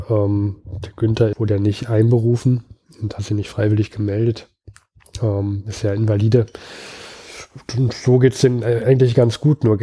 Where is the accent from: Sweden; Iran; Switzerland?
Switzerland; Ja, ähm, ist ja, kann ich, kann mir ja eigentlich als Schweizer auch egal sein.